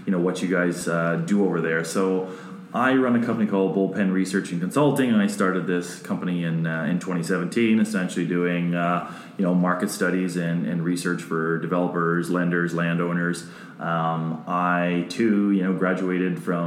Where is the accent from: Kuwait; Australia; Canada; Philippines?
Canada; Guelph, Ontario; also born or lived in Dallas; I'm from Guelph, Ontario, so. an hour out of Toronto